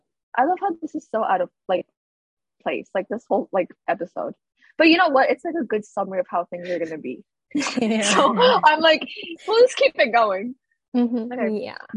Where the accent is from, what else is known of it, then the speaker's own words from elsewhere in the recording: Pakistan; I was like, "No, I'm from Pakistan." She's like, "Oh, I have a friend who's Persian and you have the same accent as her."